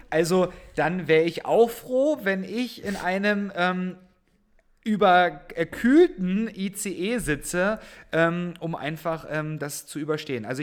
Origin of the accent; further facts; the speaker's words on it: Saxony, Germany; born there; now in Berlin, Germany; ich bin ja jetzt Wahlberliner, ich komme ursprünglich gebürtig aus Sachsen, ähm, auch wenn man das vielleicht jetzt nicht so hört.